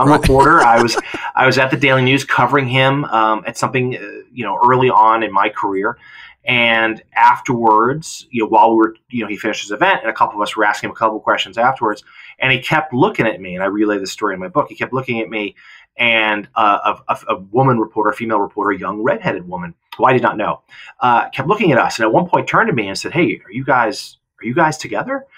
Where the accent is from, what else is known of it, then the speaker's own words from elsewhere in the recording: Lowell, Massachusetts, United States; Lowell, my hometown. It's in Lawrence, Massachusetts